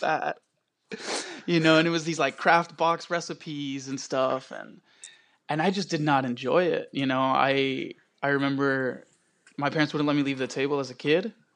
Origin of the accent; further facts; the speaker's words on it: Querétaro, Mexico; now in Dallas, United States; I was born in Querétaro, Mexico. I'm a local chef here in Dallas